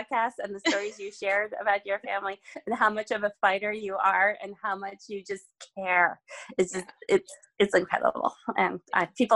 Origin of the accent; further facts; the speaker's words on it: Czechia; moved away; I'm originally from the Czech Republic